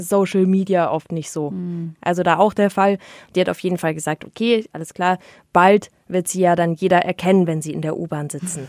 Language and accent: German; Munich, Bavaria, Germany; als Münchner